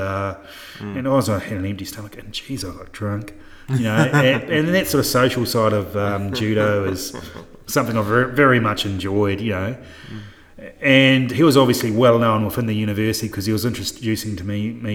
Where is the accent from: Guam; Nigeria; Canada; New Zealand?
New Zealand; moved away as an adult; now in Townsville, Australia; I'm a New Zealander